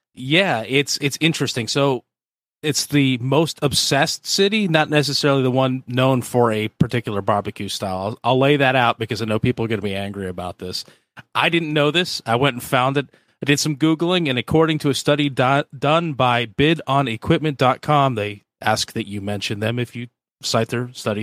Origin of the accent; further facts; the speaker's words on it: the Northwest, Pacific Northwest, United States; now in Georgia, United States; I'm from the Northwest